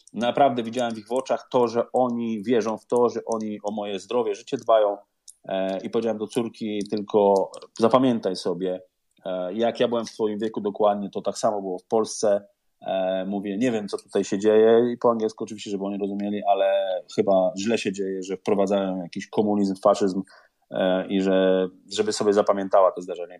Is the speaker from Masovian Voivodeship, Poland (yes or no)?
no; Szczecin, West Pomeranian Voivodeship, Poland; moved away as an adult; now in London, United Kingdom; ja jestem ze Szczecina